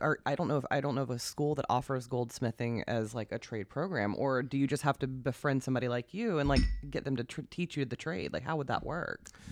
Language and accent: English; South Carolina, United States; moved away as an adult; now in Alexandria, United States; I'm from South Carolina originally